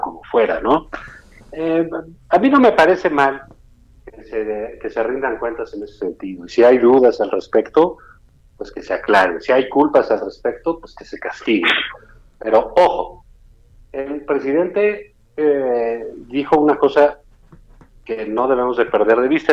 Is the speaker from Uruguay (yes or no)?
no; Mexico